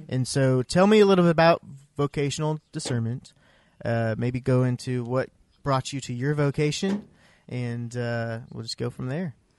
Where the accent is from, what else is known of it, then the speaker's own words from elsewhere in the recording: Iowa, United States; also born or lived in Missouri; now in Oklahoma, United States; I grew up in Iowa